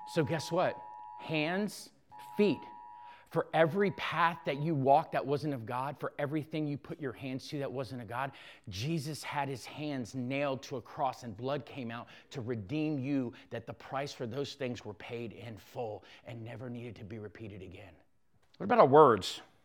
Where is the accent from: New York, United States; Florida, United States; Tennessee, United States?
Florida, United States; South; I grew up in South Florida